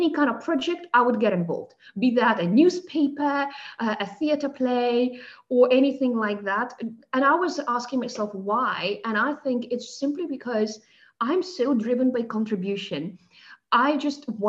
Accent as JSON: {"language": "English", "region": "Moscow", "country": "Russia", "tie": "born or raised there", "also_born_or_lived": "South Africa", "accent": "South African undertones, Russian undertones", "moved": "as an adult", "lives_now": "Germany", "said": "I was born and raised in Moscow in Russia, and I moved to Germany 13 years ago"}